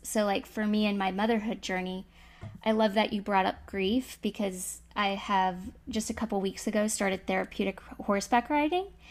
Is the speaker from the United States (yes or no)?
yes; Florida, United States; I'm from Florida